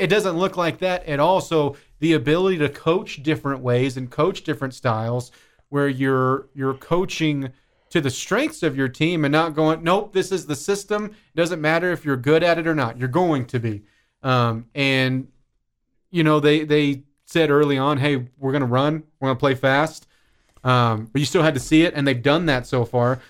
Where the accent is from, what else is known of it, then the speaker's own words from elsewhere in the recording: Kansas, United States; now in Lubbock, Texas, United States; where I grew up in Kansas